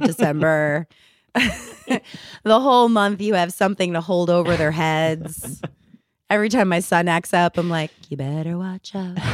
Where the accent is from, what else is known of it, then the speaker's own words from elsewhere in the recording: New Jersey, United States; I'm from New Jersey